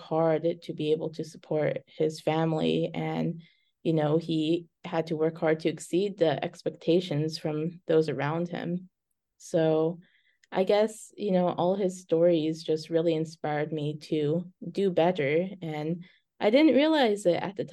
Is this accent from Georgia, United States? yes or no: no; Carlsbad, California, United States; moved away as an adult; also born or lived in San Diego / New York / Syracuse; now in Bismarck, United States; I grew up in Carlsbad, California. I, grew up in a little beach town